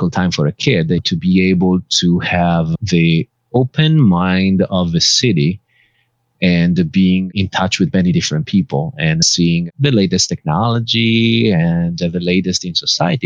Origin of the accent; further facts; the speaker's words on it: Bergamo, Lombardy, Italy; now in Los Angeles, United States; My hometown is Bergamo